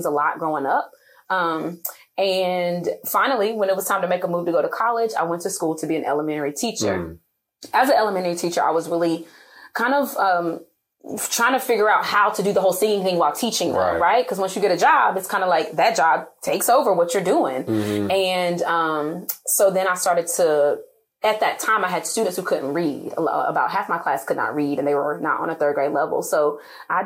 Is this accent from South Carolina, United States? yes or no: yes; Boiling Springs, South Carolina, United States; I grew up in Boiling Springs, South Carolina